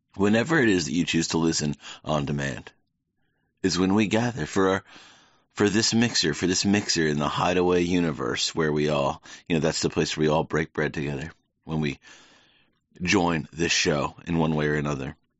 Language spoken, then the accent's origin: English; the South, United States; moved away; growing up in the South